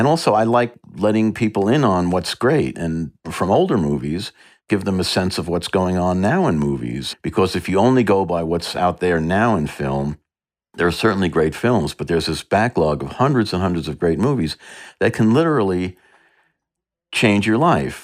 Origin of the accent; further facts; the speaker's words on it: New York, United States; I grew up in New York and the suburbs